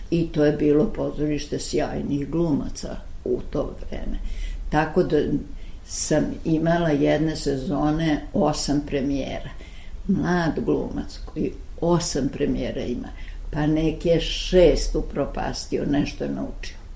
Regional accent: Belgrade, Serbia; also born or lived in Zagreb / Sarajevo / Novi Sad; mi smo došli u Beograd 33. godine, ja se osjećam na neki način Beograđanko. I vrlo mnogo, kad bih mogla da biram, bih rekla da sam Vojvođa

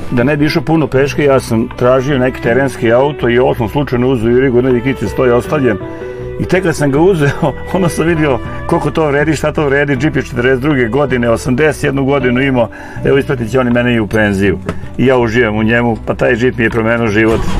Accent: Čortanovci, Vojvodina, Serbia; also born or lived in Inđija; sam rođen u Čortanovcima, a Čortanovci su ipak deo nacionalnog parka Fruška Gora

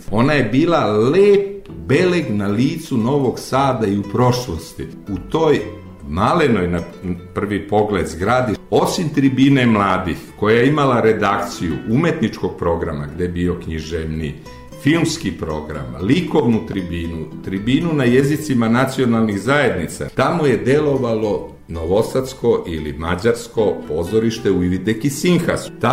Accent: Bijeljina, Republika Srpska, Bosnia & Herzegovina; born there; also born or lived in Valjevo / Podgorica / Pljevlja; moja mama je otišla u svoju rodnu Bijeljinu. Tamo se porodila i meni u krštenici piše da sam rođen u Bijeljini, iako sam tamo bio samo dve nedelje dok mama nije osnažila i dok se nismo

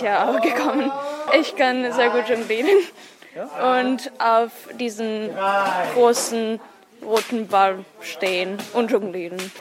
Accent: Belgrade, Serbia; German is a second language; ich komme aus Belgrad und bin 40 Jahre alt

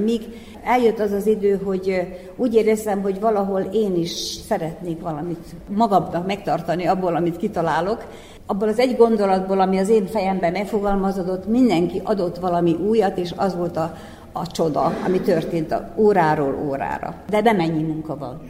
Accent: Skorenovac, Vojvodina, Serbia; Székelykeve, ahol születtem és ahol éltem

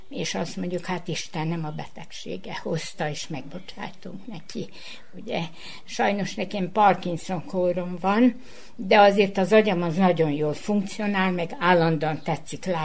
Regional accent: Subotica, Vojvodina, Serbia; egy Szabadkáról jöttem, most pedig a Batyánium ott, idősek otthonának a lakója vagyok, másfél éve.

